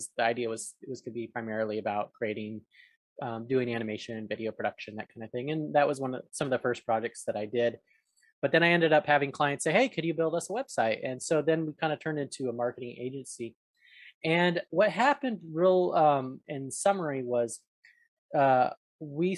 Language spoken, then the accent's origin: English; Arizona, United States; moved away as an adult; now in Atlanta, United States; when I was growing up in Arizona, I'd go over there after school during high school years